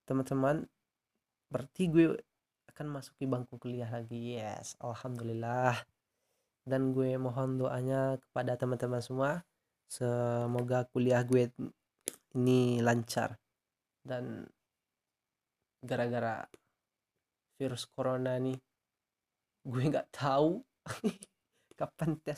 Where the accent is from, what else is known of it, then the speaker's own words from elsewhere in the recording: Piobang, West Sumatra, Indonesia; Gue tuh lahir di Piobang 19 Juli 2001. Alamat gue itu Sumatera Barat ya.